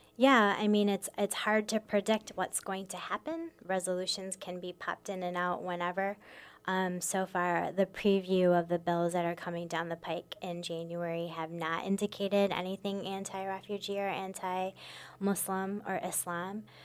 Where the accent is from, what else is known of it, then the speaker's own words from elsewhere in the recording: Michigan, United States; moved away as an adult; also born or lived in Minnesota; now in Sioux Falls, United States; I was born and raised in Michigan.